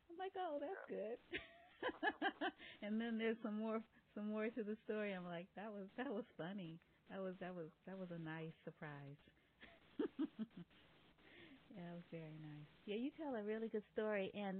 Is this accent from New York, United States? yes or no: no; San Francisco, California, United States; also born or lived in New Orleans; I grew up in San Francisco, but I'm from New Orleans.